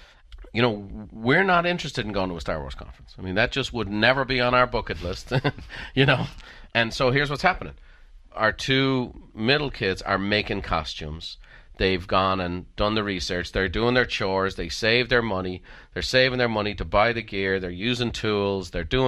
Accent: Ireland; Now, I'm an Irishman. I can tell a joke.

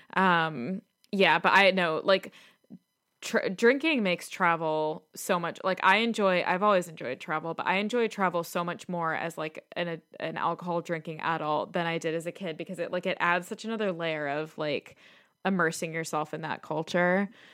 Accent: Chicago, Illinois, United States; now in London, United Kingdom; as a Chicagoan

